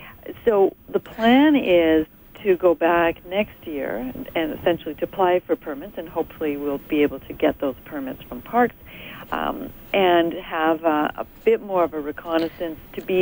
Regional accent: Edmonton, Alberta, Canada; Edmonton's my hometown.

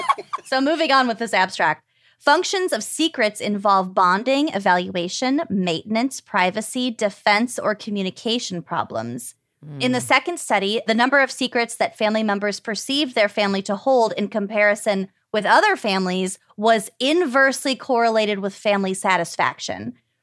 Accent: Minnesota, United States; But I'm also from Minnesota. I feel like we put halved grapes in a lot of shit.

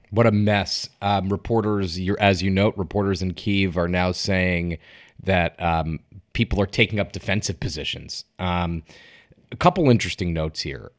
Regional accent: Connecticut, United States; I'm from Connecticut.

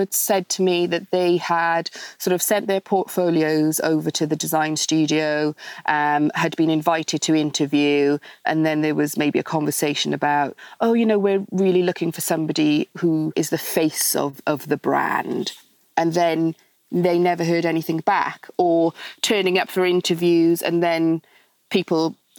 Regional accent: Wales, United Kingdom; moved away as an adult; now in London, United Kingdom; Yes, I am Welsh, although I've been in London for the last sort of 16, 17 years since I've met my husband.

